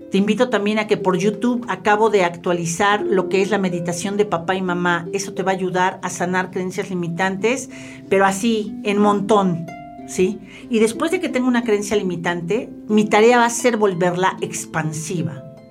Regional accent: Mexico; lo que somos los latinos, específicamente los mexicanos

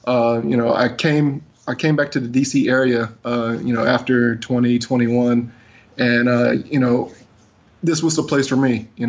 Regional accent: Cleveland, Ohio, United States; moved away as an adult; now in Washington, D.C., United States; I live here in the Washington, D.C. area. I'm originally from the Cleveland, Ohio area, actually. Wow. I moved here about 17 years ago.

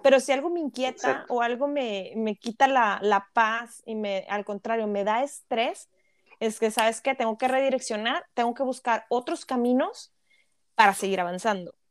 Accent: Mexico; now in Canada; como mexicanos

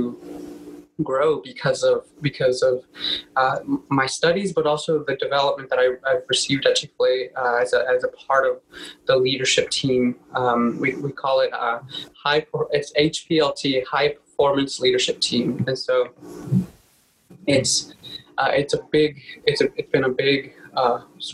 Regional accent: Texas, United States; moved away; also born or lived in Mexico; I was born in Mexico, but I grew up in Texas. And so all my family's back there.

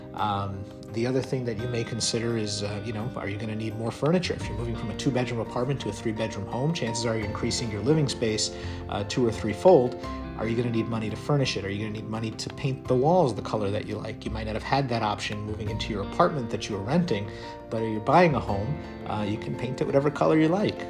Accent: New York City, New York, United States; moved away as an adult; now in Midwest, United States; born and raised in Brooklyn

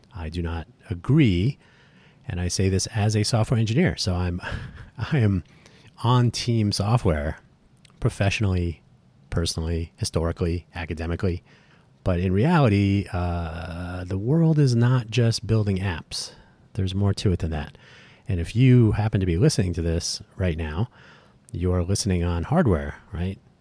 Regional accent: Phoenix, Arizona, United States; moved away as an adult; also born or lived in Southern California / Silicon Valley, California; now in Las Vegas, United States; I grew up in Phoenix. So from, uh, from age six to eighteen

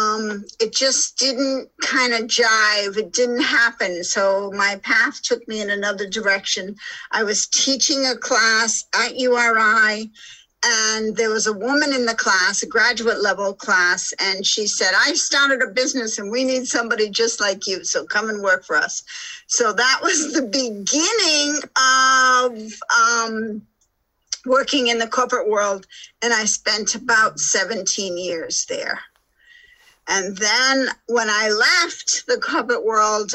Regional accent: Rhode Island, United States; moved away; also born or lived in Alaska / Boulder, Colorado / Park City, Utah / Lake Tahoe; I'm originally from Rhode Island. So this is my home. I actually live on a boat and I walk the same streets that I walked when I was six.

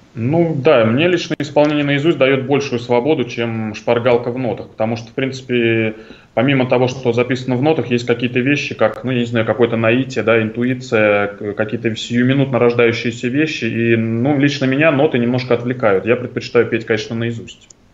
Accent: Tashkent, Uzbekistan; now in Moscow, Russia; я родился в Ташкенте

